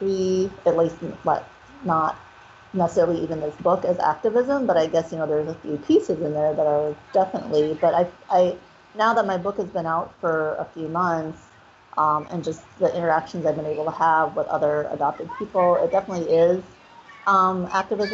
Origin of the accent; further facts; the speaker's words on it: Minnesota, United States; now in Los Angeles, United States; I grew up in Minnesota